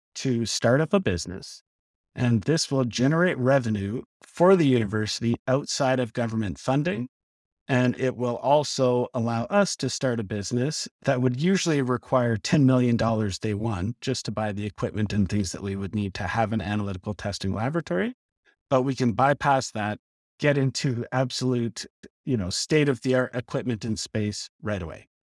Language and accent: English; Lethbridge, Alberta, Canada; moved away as an adult; also born or lived in Edmonton; I grew up in Lethbridge and, uh, moved up to Edmonton, went to the U